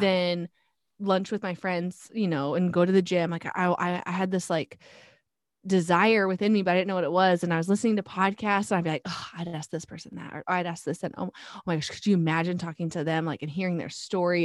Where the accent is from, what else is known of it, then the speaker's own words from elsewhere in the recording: North Pole, Alaska, United States; moved away as an adult; also born or lived in Fairbanks, Alaska; now in Texas, United States; I was actually born and raised in Fairbanks, but really my hometown was North Pole.